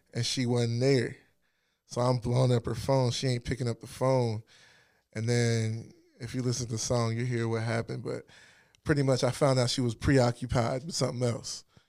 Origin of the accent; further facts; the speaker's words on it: Alexandria, Virginia, United States; moved away as an adult; also born or lived in Washington, D.C. / Hampton, Virginia / Ghana (ancestry); now in Richmond, United States; I'm from Virginia. I lived in Northern Virginia.